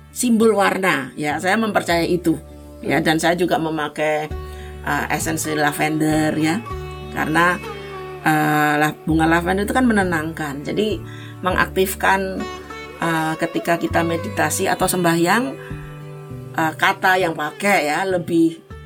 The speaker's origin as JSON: {"language": "Indonesian", "region": "Java", "country": "Indonesia", "said": "saya sebagai orang Jawa"}